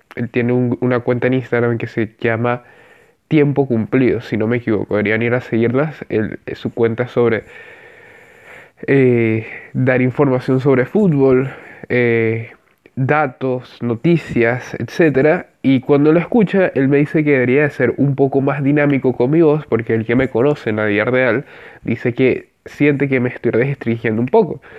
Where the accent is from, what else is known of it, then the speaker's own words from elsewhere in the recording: Venezuela; soy venezolano